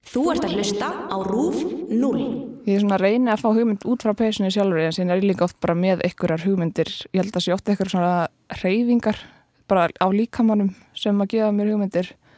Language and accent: Icelandic; Kópavogur, Capital Region, Iceland; ég ólst upp á Vassenda í Kópói